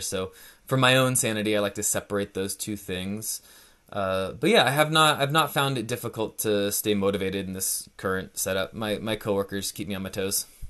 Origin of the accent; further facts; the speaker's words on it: Northern California, United States; moved away as an adult; now in Portland, United States; I grew up in Northern California, a pretty small town east of Sacramento, west of Lake Tahoe, so in the, the foothills of the Sierra Nevada mountains